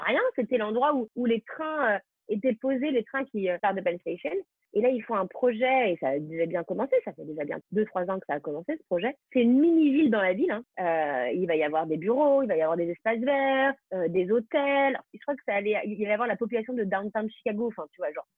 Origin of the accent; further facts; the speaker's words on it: France; moved away as an adult; now in New York, United States; je suis française avant tout